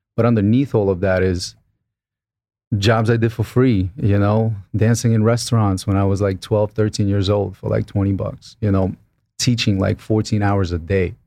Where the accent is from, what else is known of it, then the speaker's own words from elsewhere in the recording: Brooklyn, New York, United States; I was this kid from Brooklyn